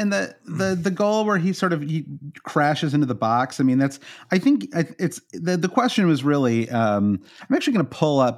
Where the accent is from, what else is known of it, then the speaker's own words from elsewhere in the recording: United States; as an American